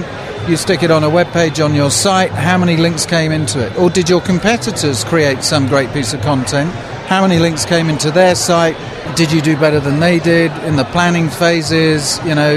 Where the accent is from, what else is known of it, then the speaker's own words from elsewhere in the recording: England, United Kingdom; now in Seattle, United States; I am not from around these here parts. I'm from England, but I actually live in Seattle